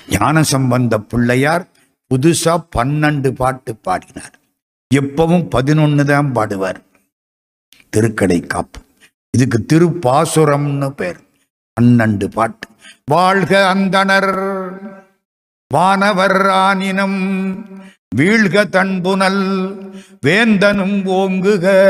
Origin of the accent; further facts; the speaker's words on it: Madurai, Tamil Nadu, India; நான் மதுரைக்காரன் ஐம்பது வருஷமா மதுரையில் இருக்கேன்